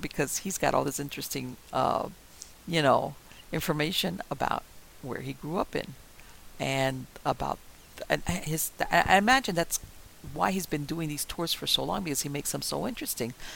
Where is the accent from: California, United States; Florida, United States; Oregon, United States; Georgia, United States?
Florida, United States; Miami; I was born and raised in Miami I know a lot of things about Miami that only a native Miamian will know